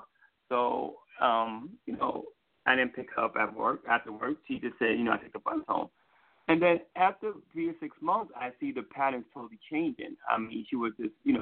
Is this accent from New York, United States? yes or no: yes; New York City, New York, United States; accent: New York; moved away as an adult; now in Virginia, United States; I'm originally from New York City